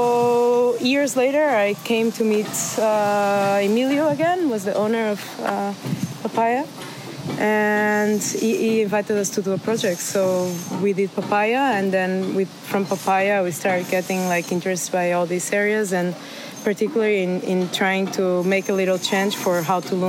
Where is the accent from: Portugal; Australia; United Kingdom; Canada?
Portugal; moved away as an adult; also born or lived in Berlin / Rotterdam; now in Mexico; I come from Portugal